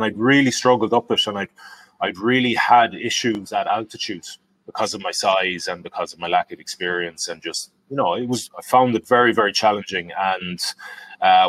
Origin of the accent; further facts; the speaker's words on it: Galway, Connacht, Ireland; Galway. My hometown